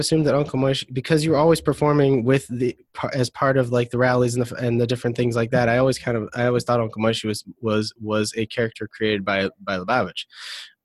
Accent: Detroit, Michigan, United States; I'm from Detroit

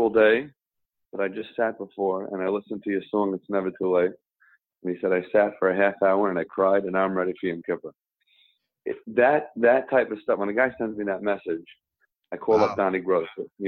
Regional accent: New York City, New York, United States; I grew up in Kew Gardens Hills

